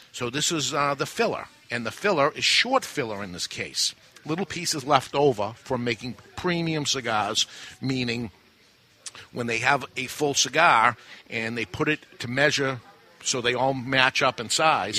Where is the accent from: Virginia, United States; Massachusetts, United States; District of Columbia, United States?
Massachusetts, United States; growing up in Massachusetts my whole life